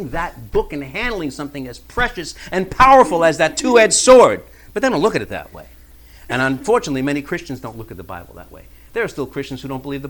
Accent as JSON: {"language": "English", "town": "New York City", "region": "New York", "country": "United States", "tie": "born or raised there", "said": "growing up in New York City in the 70s"}